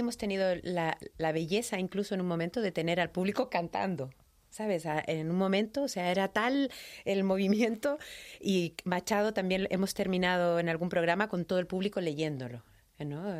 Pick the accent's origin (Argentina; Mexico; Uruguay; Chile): Chile; accent: latino; now in Madrid, Spain; soy chilena, pero además soy de la ciudad donde nace Pablo Neruda